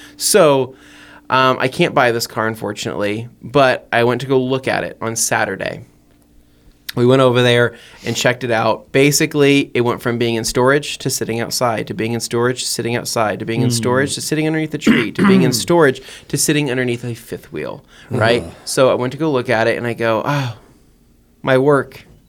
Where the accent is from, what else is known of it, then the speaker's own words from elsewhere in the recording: San Diego, California, United States; I am from San Diego, California.